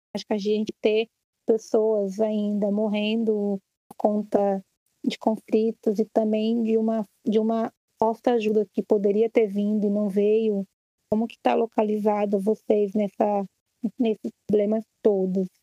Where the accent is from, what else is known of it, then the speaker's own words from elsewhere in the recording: São Paulo, Brazil; eu sou de São Paulo